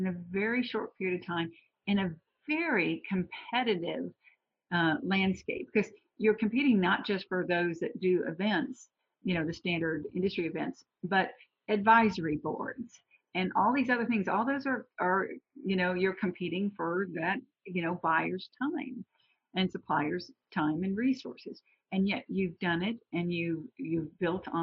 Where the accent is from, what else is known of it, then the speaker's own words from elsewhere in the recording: the South, Southern United States, United States; I'm a Southerner